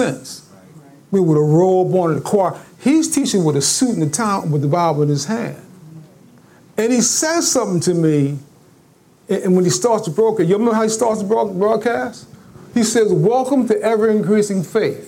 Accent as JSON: {"language": "English", "town": "Long Branch", "region": "New Jersey", "country": "United States", "tie": "born or raised there", "moved": "yes", "said": "I got a nice crib on the Jersey Shore, a little town called Long Branch, New Jersey"}